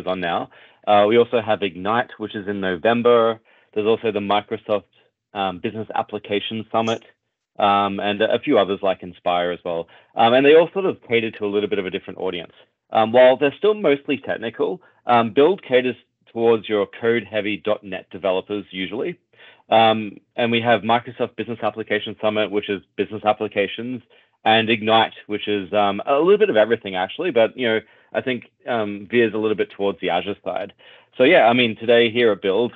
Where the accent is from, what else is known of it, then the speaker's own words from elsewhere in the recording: Australia; accent: Australian; now in Toronto, Canada; my accent is Australian. I'm based out of Toronto